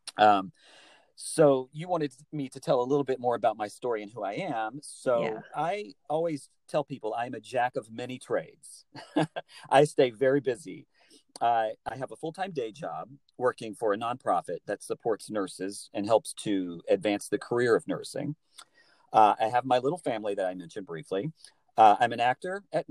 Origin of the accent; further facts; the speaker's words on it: Alabama, United States; moved away as an adult; also born or lived in New York City; I'm from Alabama originally, born and raised in the South